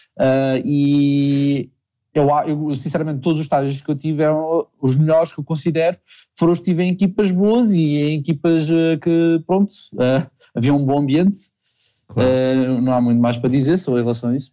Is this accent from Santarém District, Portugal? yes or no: no; Lisbon, Portugal; moved away; also born or lived in Faro, Algarve; eu sou de Lisboa